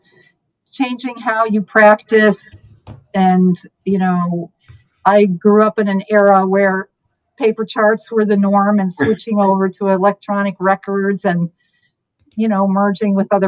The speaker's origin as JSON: {"language": "English", "region": "Michigan", "country": "United States", "also_born_or_lived": "Gainesville, Florida", "moved": "as an adult", "lives_now": "Southwest Florida, United States", "said": "I am from Michigan. So I went to college and med school at the University of Michigan"}